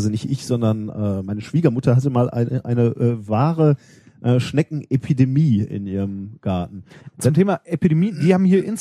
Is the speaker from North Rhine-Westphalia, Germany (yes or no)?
yes; North Rhine-Westphalia, Germany; Hallo, ich bin im Ruhrgebiet aufgewachsen.